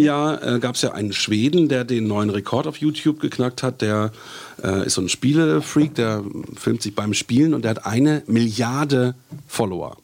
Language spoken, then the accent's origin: German; Bielefeld, North Rhine-Westphalia, Germany; moved away; ich bin zwar aus Nordrhein-Westfalen äh, gebürtig, aus Bielefeld